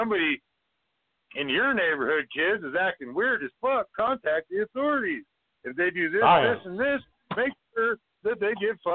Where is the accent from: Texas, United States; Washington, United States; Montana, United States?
Montana, United States; I'm from Montana